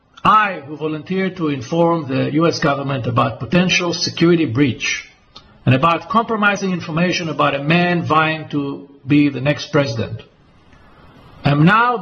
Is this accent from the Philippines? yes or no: no; Israel; why they targeted me in Cyprus and not in my home country of Israel, where I reside most of the time.